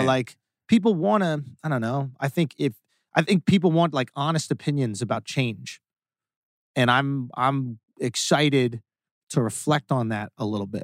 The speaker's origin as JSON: {"language": "English", "region": "New York", "country": "United States", "tie": "born or raised there", "said": "I grew up on Astor Place and Lafayette Street in New York"}